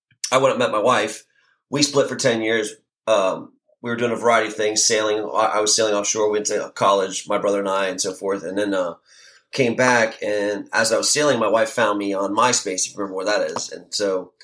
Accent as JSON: {"language": "English", "town": "Miami", "region": "Florida", "country": "United States", "tie": "born or raised there", "also_born_or_lived": "Portland, Oregon / Key West", "moved": "yes", "said": "we grew up in Miami"}